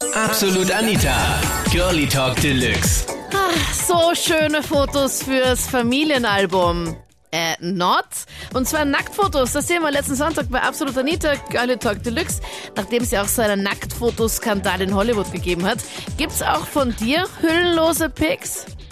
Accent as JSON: {"language": "German", "town": "Linz", "region": "Upper Austria", "country": "Austria", "said": "Ich komme zwar aus Linz"}